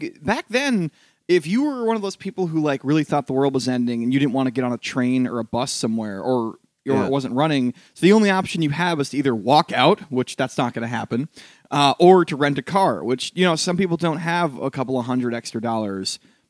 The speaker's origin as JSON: {"language": "English", "town": "New York City", "region": "New York", "country": "United States", "said": "But, like, I didn't because I'm a New Yorker."}